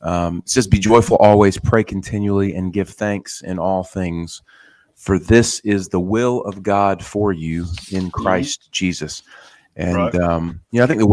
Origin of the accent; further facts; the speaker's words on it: the South, United States; I've had a long relationship with the Word growing up in the South.